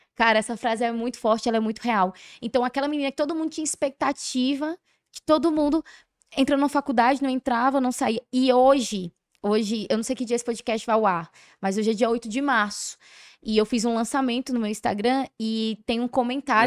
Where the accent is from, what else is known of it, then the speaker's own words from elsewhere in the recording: Curaçá, Bahia, Brazil; eu fui criada em Curaçá